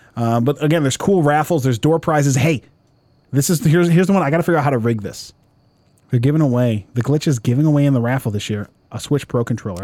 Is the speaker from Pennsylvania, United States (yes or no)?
no; Westland, Michigan, United States; I grew up in Westland, Westland, Michigan, South, Southeast Michigan. We're a suburb of Detroit.